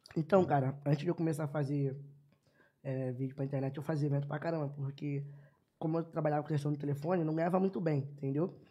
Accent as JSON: {"language": "Portuguese", "region": "Rio de Janeiro", "country": "Brazil", "tie": "born or raised there", "also_born_or_lived": "Piedade, Rio de Janeiro", "said": "Sou nascido no Complexo do Lins mas quando eu tinha 9 anos de idade, Deus abençoou e me deu a oportunidade de morar no asfalto"}